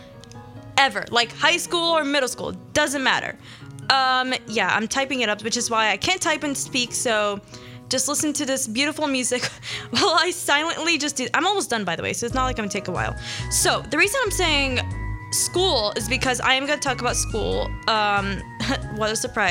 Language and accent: English; Philadelphia, Pennsylvania, United States; also born or lived in Sharjah, United Arab Emirates; I was born in Philly, 5 years. Went there for 6 years to kind of, you know, practice my religion, practice my language. And then I came here when I was like going to be sixth grade